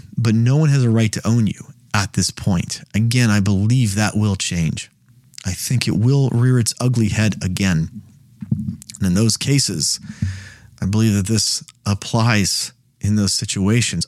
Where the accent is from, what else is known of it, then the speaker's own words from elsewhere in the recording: United States; as an American